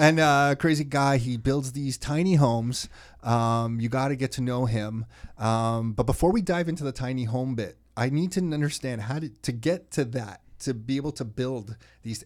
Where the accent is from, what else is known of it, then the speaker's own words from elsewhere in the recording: Mississauga, Ontario, Canada; also born or lived in Toronto; I was born in Toronto, but raised in Mississauga.